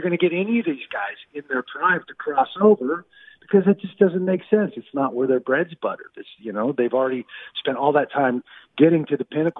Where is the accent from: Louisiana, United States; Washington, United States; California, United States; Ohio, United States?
Washington, United States; Everett; moved away as an adult; also born or lived in Oregon; now in Las Vegas, United States; I was born in 1963 in Providence Hospital, right up there in Everett, and grew up. Went to high school, Linwood High School, graduated in the class of 1981